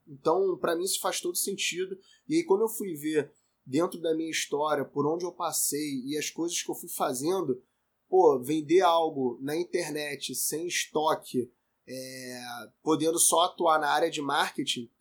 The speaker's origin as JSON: {"language": "Portuguese", "region": "Rio de Janeiro", "country": "Brazil", "said": "eu tenho 30 anos, sou carioca"}